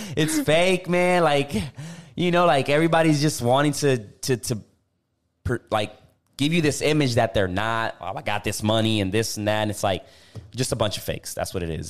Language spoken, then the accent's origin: English; Puerto Rico; moved away; I went back to Puerto Rico